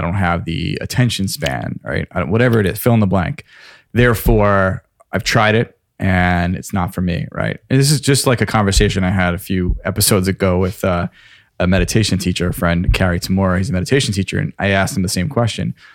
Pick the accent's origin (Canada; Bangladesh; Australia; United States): United States; Lake Grove, New York; I grew up in Lake Grove